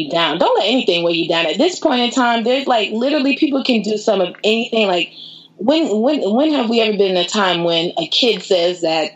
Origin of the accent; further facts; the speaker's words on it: Fort Myers, Florida, United States; also born or lived in Tampa, Florida; my hometown, Fort Myers.